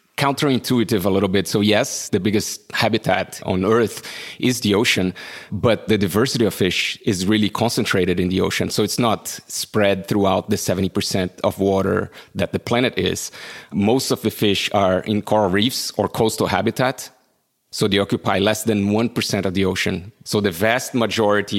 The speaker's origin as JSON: {"language": "English", "town": "João Pessoa", "region": "Paraíba", "country": "Brazil", "tie": "born or raised there", "moved": "as an adult", "lives_now": "California, United States", "said": "I'm from João Pessoa, Brazil"}